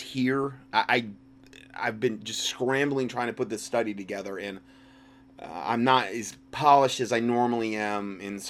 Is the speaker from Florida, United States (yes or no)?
yes; Fort Myers, Florida, United States; moved away; Lee Memorial's my hometown back in Fort Myers, Florida